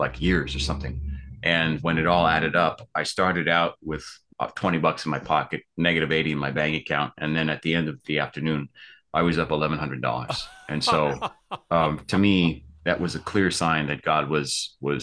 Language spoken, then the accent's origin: English; New York, United States; moved away as an adult; now in Los Angeles, United States; I'm from New York originally. I moved out here in 2010 to Los Angeles, where I'm based currently.